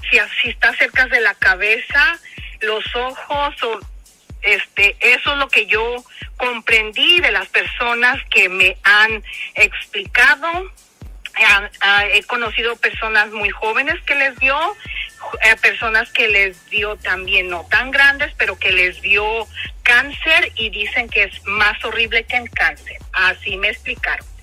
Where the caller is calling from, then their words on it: Los Angeles, California, United States; Hola, padre Modesto … de Los Ángeles, California.